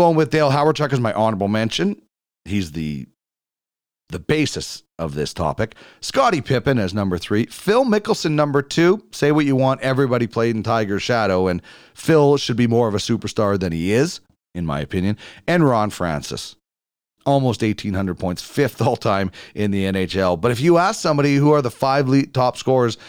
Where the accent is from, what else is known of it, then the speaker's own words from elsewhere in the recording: Brandon, Manitoba, Canada; I grew up in Brandon, Manitoba.